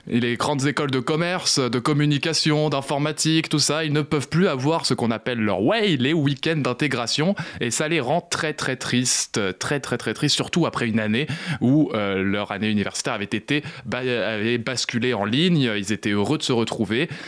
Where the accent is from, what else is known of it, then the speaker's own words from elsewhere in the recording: France; moins de morts que chez nous en France, bon franchouillard.